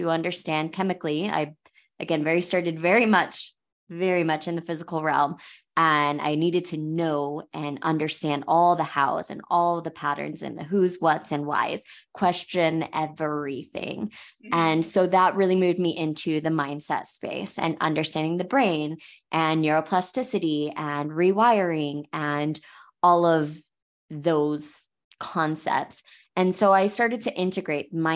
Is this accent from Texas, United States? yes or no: no; Florida, United States; now in Hurricane, United States; I am from Florida, so I'm very familiar with hurricanes